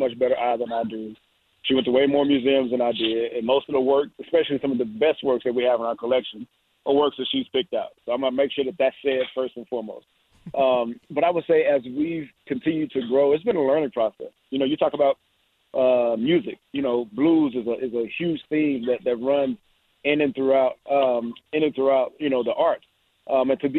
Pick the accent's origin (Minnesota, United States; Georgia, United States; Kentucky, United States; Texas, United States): Texas, United States; Dallas; moved away as an adult; also born or lived in Pittsburgh / Jacksonville / New York; now in Arizona, United States; that's been my hometown and then you know, there in Dallas.